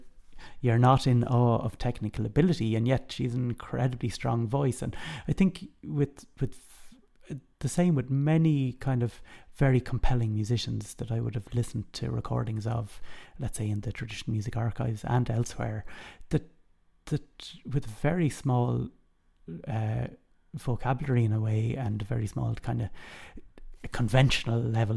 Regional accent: Dublin, County Dublin, Ireland; In Knocklyon and Rathfarnham in Dublin.

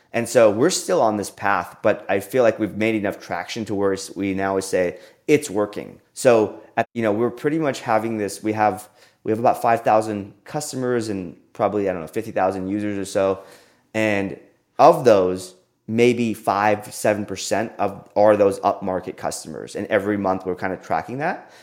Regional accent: Austin, Texas, United States; born or raised there

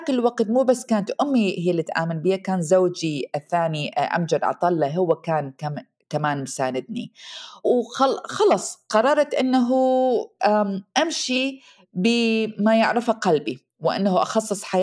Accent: Iraq; moved away as an adult; now in United States; ومرت السنين طبعا وطلعت آه، من العراق وتزوجت والزواج كان ظالم وطلقت وشفت نفسي وجدت نفسي بامريكا وحدي بدون اهلي

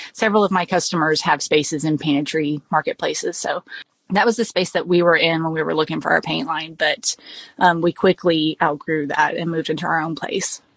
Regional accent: South Texas, United States; we we are South Texan, so we say melange

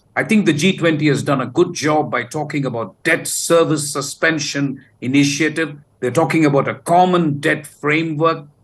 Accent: South India, India; I come from the South

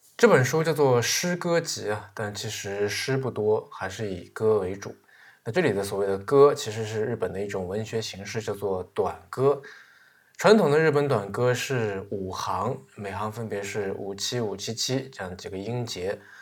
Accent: China; 我是中国人

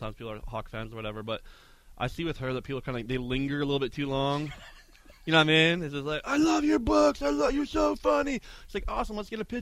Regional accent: Saskatchewan, Canada; born or raised there

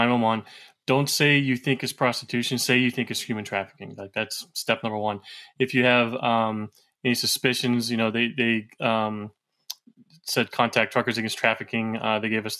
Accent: South Florida, United States; I grew up in South Florida

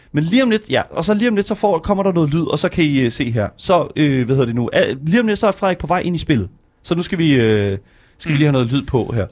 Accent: Horsens, Central Denmark Region, Denmark; jeg er også fra Horsens

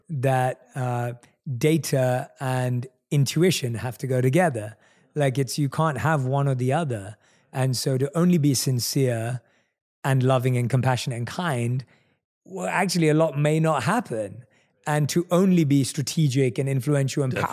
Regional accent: London, United Kingdom; one of few Indian people in my entire area that I grew up in in London.

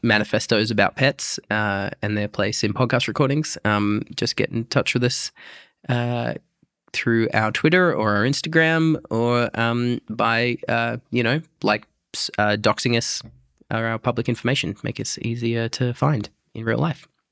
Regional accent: Broken Hill, New South Wales, Australia; my mum took me to the Anglican Church growing up in Broken Hill

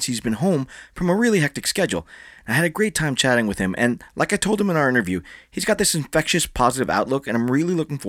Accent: Philippines; I'm Filipino

